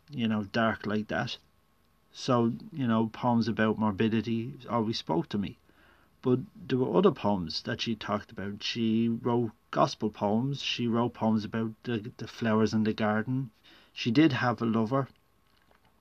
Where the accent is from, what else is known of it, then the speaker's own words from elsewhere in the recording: Ireland; I'd had to read poets like Heaney and Yeats in school, growing up in Ireland